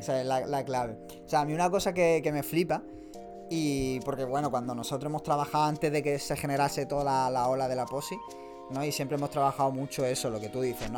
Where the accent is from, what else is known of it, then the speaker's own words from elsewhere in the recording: Málaga, Andalusia, Spain; somos de Málaga